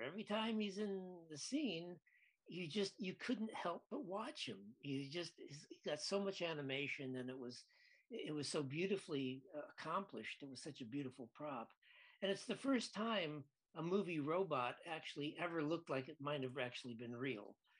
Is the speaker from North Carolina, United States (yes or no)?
no; Lansing, Michigan, United States; I grew up in Lansing, Michigan